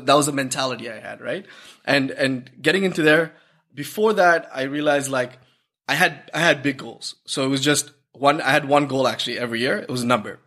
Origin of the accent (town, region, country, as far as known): Toronto, Ontario, Canada; born or raised there; also born or lived in Sri Lanka